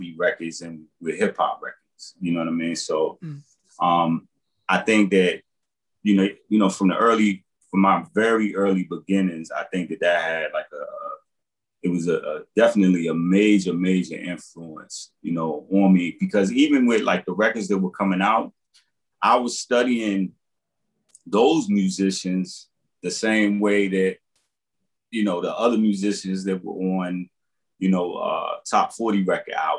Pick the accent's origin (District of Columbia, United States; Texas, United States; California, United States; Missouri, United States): District of Columbia, United States; Washington; I grew up in Southeast and Potomac Gardens